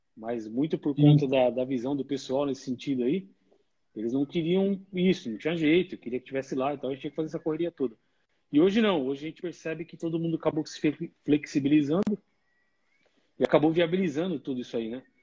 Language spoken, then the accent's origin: Portuguese; São Bernardo do Campo, São Paulo, Brazil; Da onde eu sou originalmente, e... aí sou de São Bernardo, no bairro Pauliceia